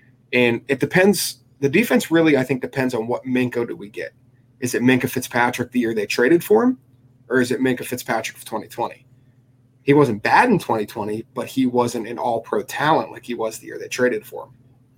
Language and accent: English; Pittsburgh, Pennsylvania, United States; We're both from the Pittsburgh area.